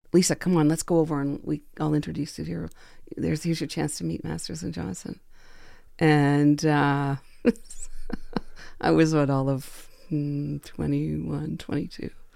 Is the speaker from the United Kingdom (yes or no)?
no; Quebec, Canada; I grew up in Quebec